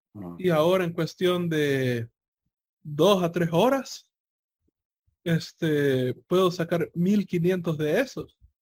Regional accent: El Salvador; mi, país abandonó el colón y, se pasó al dólar

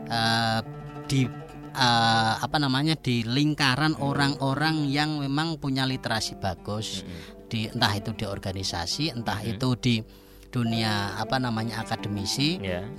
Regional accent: Rembang, Central Java, Indonesia; uh, saya juga itu sebagai pembina Ibnu PPNU di apa namanya desa saya, Gus.

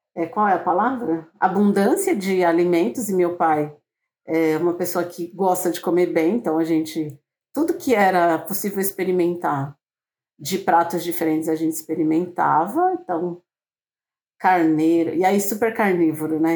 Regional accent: São Paulo, Brazil; uma mulher negra de periferia, né? Que nasci em São Paulo

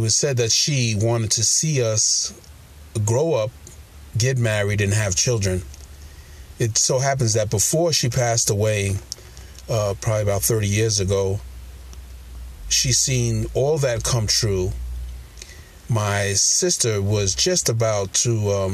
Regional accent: New York City, New York, United States; I was born in Brooklyn, New York

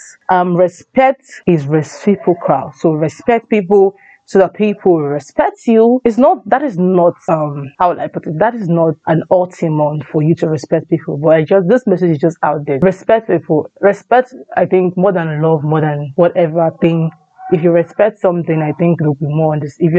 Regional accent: Anambra, Nigeria; I come from Anambra State. Yes, my dad and my mom is from Anambra State

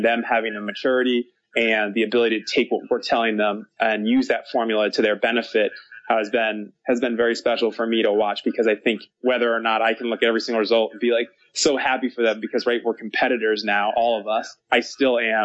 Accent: United States; As an American

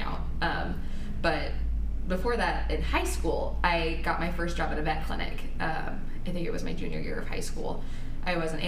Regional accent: Wichita, Kansas, United States; now in Lawrence, United States; I was born in Wichita and I lived there until I moved to Lawrence for college when I was either 18 or 19

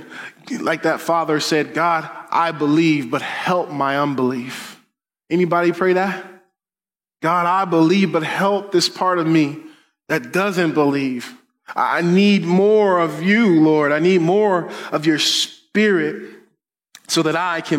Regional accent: Denver, Colorado, United States; I grew up in Denver

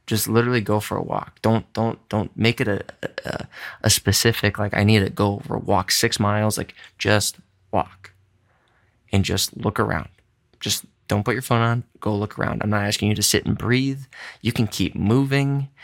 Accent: Midwest, United States; I'm a Caucasian from the Midwest, Polish background

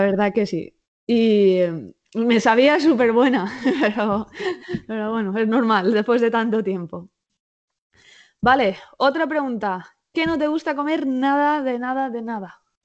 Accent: Alzira, Valencian Community, Spain; now in Valencia, Spain; mi familia He tenido durante 52 años un bar en, eh, en Alcira, mi pueblo

